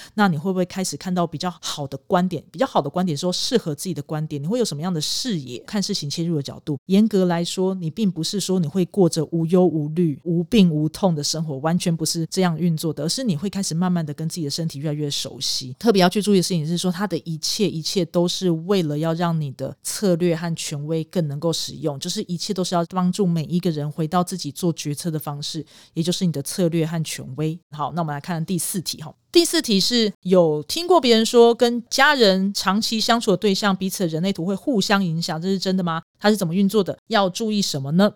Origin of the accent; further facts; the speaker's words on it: Taiwan; 因为我们台湾人习惯看时辰啦